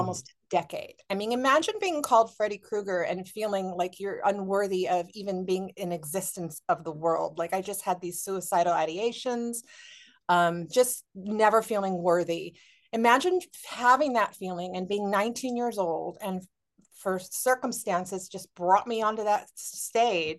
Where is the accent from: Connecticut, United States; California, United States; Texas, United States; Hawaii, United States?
Hawaii, United States; Honolulu; moved away; I'm from Honolulu. I'm from Oahu